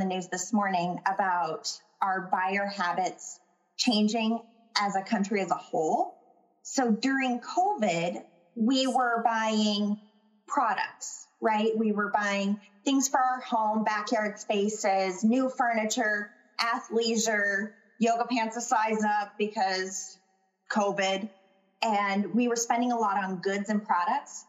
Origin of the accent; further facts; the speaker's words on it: Minnesota, United States; especially as a Minnesotan